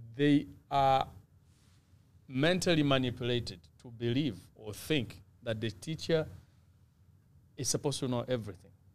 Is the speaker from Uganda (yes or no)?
yes; Uganda; now in Canada; I was born in Uganda and packaged in Canada